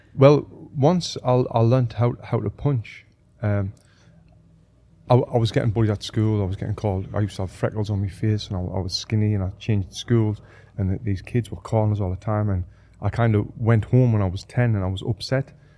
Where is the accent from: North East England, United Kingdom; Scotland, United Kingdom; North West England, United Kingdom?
North East England, United Kingdom; Sunderland; moved away as an adult; also born or lived in Manchester / Sheffield; I'm from Sunderland in the northeast of England.